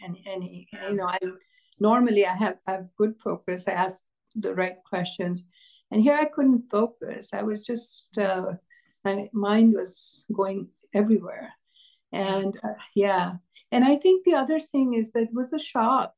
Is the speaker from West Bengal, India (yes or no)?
yes; Kolkata, West Bengal, India; moved away as an adult; also born or lived in Canada; now in United States; I was born in Kolkata in India.